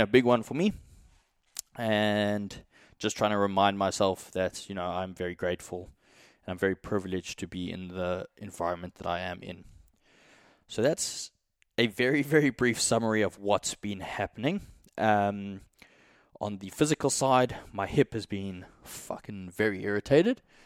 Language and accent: English; South Africa; moved away; also born or lived in Australia; being from South Africa